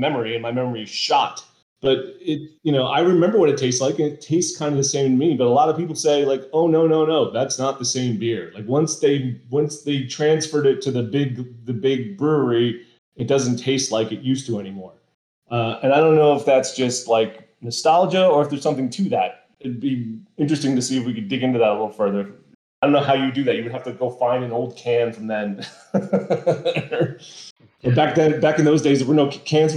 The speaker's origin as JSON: {"language": "English", "region": "East Coast", "country": "United States", "tie": "born or raised there", "said": "We grew up on the East Coast"}